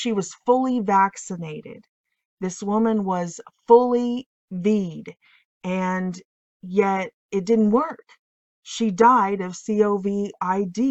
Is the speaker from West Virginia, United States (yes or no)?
no; Illinois, United States; I am from Illinois